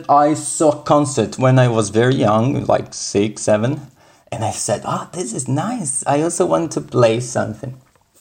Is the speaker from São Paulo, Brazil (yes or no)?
yes; São Paulo, Brazil; first language Portuguese; English is a second language; moved away; I was born in Sao Paulo in Brazil.